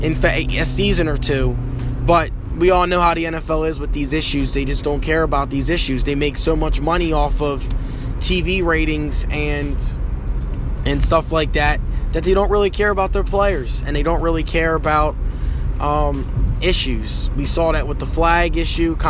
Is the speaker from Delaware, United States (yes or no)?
yes; Wilmington, Delaware, United States; I am from Wilmington, Delaware